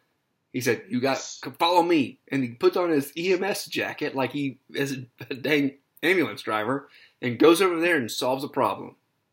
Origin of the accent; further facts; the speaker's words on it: Texas, United States; right outside of my hometown in Texas.